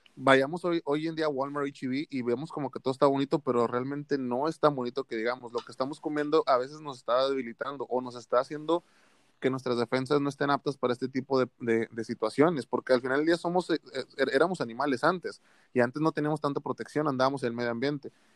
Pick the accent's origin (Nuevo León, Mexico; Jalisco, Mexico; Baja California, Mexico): Nuevo León, Mexico; Monterrey; aquí en la ciudad de la que somos de Monterrey